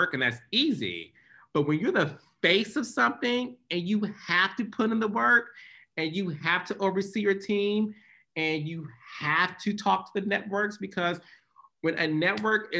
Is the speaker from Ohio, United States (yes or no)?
no; Detroit, Michigan, United States; I'm born and raised in Detroit, Michigan